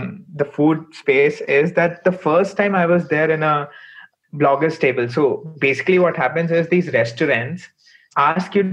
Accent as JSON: {"language": "English", "town": "Lucknow", "region": "Uttar Pradesh", "country": "India", "tie": "born or raised there", "said": "this is the place I grew up. It's my hometown."}